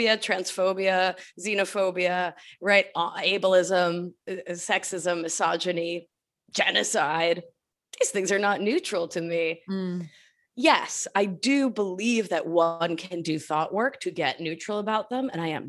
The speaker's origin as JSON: {"language": "English", "country": "United States", "said": "I am not from India. I am Argentine American. This is not the work of my culture."}